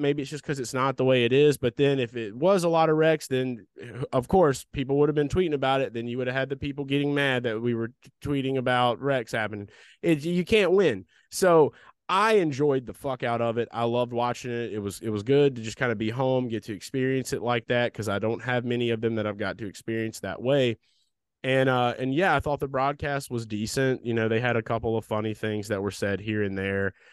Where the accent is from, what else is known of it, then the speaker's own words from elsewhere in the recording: the South, United States; we grew up in the South around a shit ton of rednecks